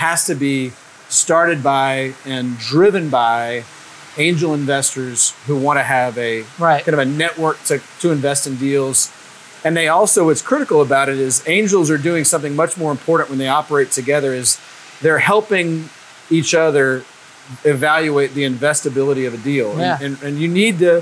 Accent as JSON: {"language": "English", "town": "Lake Charles", "region": "Louisiana", "country": "United States", "tie": "born or raised there", "also_born_or_lived": "California", "lives_now": "Baton Rouge, United States", "said": "I'm from Lake Charles, Louisiana originally"}